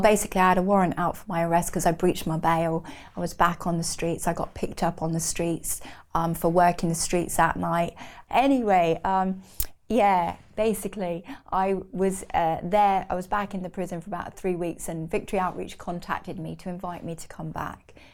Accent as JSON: {"language": "English", "town": "Newbury", "region": "South East England", "country": "United Kingdom", "tie": "born or raised there", "also_born_or_lived": "Reading", "said": "grew up in Berkshire in a little town called Newbury"}